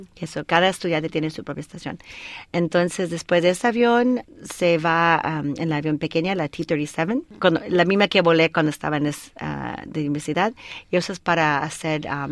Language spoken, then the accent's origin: Spanish; Colorado, United States; first language Spanish; moved away as an adult; also born or lived in El Paso, Texas; nací en El Paso, Texas, y mis hermanos y hermanas um, nacieron en Colorado. Y ahí estuve estudiando y de ahí terminé la secundaria